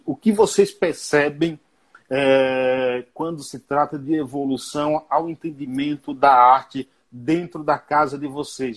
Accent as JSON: {"language": "Portuguese", "region": "Bahia", "country": "Brazil", "said": "sou baiano"}